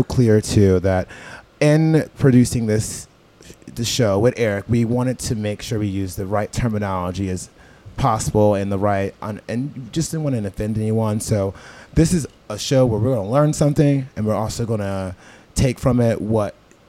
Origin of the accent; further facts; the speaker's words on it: New York City, New York, United States; I'm from New York City. All I know is $13 drinks, lots of ice, no liquor.